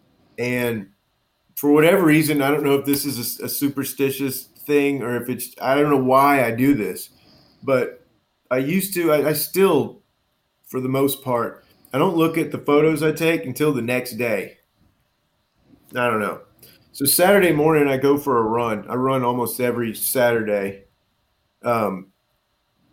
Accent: Baton Rouge, Louisiana, United States; moved away; my hometown of Baton Rouge

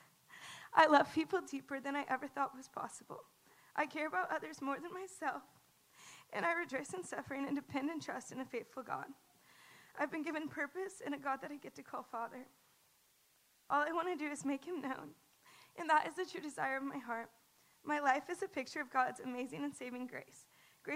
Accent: the Bible Belt, United States; I grew up in the Bible Belt

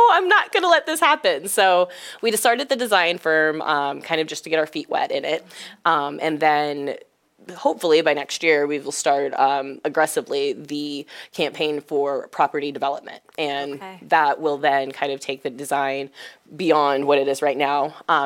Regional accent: Springfield, Illinois, United States; I'm originally from Springfield

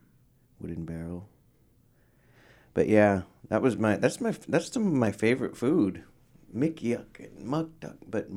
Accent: Point Hope, Alaska, United States; moved away; also born or lived in Anchorage, Alaska; Hence Point Hope. Makes sense, I guess. But yeah, it's my hometown where I was raised a little bit growing up, and where my mom was raised. And they still practice traditional subsistence hunting there.

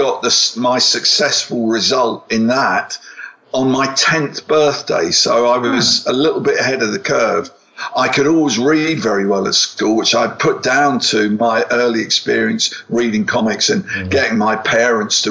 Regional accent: England, United Kingdom; growing up in England

